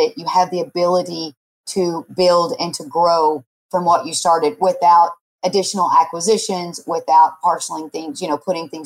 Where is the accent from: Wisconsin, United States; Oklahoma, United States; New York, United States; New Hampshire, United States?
Oklahoma, United States; also born or lived in Los Angeles / Atlanta / Dallas; now in Texas, United States; I'm from Oklahoma originally